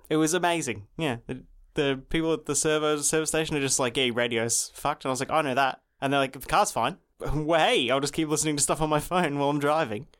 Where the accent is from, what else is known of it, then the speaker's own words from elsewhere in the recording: Australia; I'm Australian